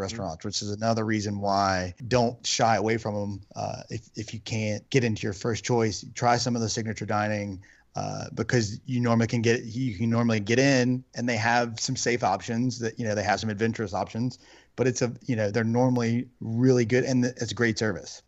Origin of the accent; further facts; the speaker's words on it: Louisiana, United States; moved away as an adult; now in Arizona, United States; we're from Louisiana